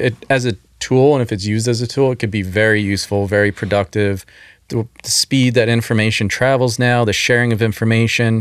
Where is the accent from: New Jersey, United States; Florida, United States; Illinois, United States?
New Jersey, United States; outside Philadelphia; I grew up outside of Philly, actually New Jersey, technically